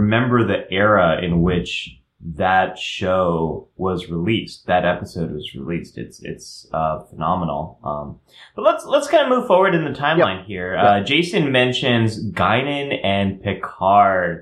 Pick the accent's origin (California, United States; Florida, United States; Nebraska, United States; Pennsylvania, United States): California, United States; I'm a Californian.